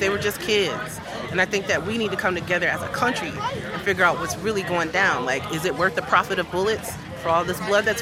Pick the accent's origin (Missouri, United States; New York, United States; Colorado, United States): New York, United States; Buffalo; also born or lived in Texas; now in Virginia, United States; originally, we're from Texas, actually, but I grew up in Buffalo.